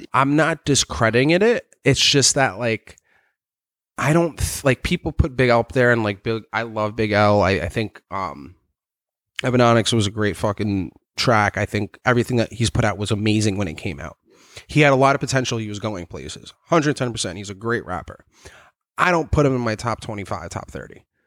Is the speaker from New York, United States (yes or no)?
yes; New York City, New York, United States; I grew up in Staten Island